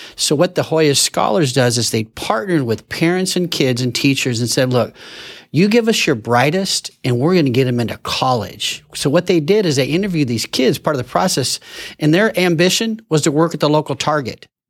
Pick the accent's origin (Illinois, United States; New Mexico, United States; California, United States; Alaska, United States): California, United States; Fullerton; I'm born and raised in Fullerton, been here my whole life